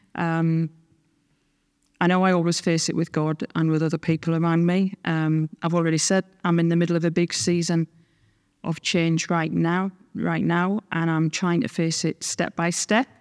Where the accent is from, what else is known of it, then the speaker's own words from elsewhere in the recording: Sunderland, North East England, United Kingdom; moved away as an adult; now in Scotland; I grew up in the Northeast of England